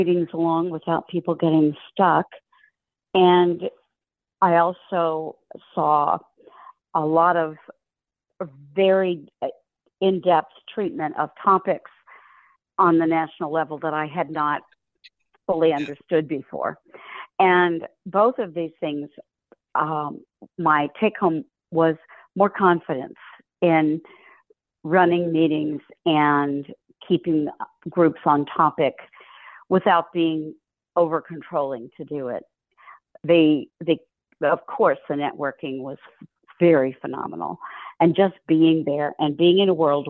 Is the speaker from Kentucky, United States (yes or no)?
yes; Louisville, Kentucky, United States; I'm from Louisville, Kentucky.